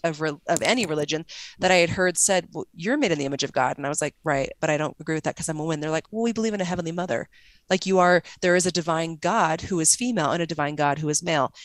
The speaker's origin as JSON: {"language": "English", "region": "Arizona", "country": "United States", "also_born_or_lived": "Salt Lake City", "said": "I'm from Arizona"}